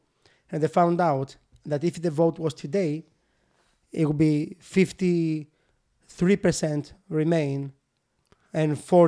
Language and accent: English; United Kingdom; So I am British.